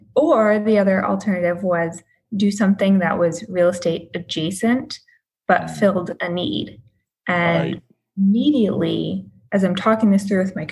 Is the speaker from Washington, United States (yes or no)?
no; Michigan, United States; now in Boston, United States; So I was in real estate in Boston. I spent 9 years in Boston. That's where I built my career. I moved there from Michigan.